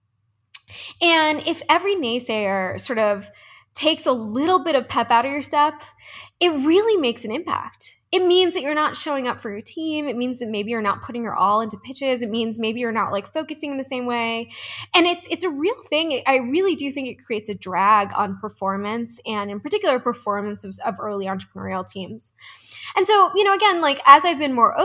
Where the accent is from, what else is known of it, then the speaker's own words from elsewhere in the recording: East Coast, United States; moved away as an adult; now in Denver, United States; I'm from the East Coast